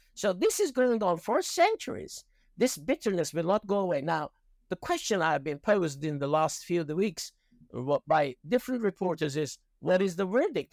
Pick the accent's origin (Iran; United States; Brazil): Iran; moved away; When I was growing up in Iran